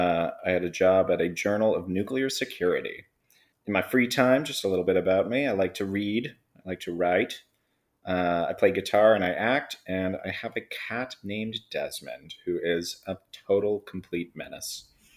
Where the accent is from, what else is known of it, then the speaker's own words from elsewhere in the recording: Newburyport, Massachusetts, United States; I hail from Newburyport, Massachusetts. I went to UMass Amherst.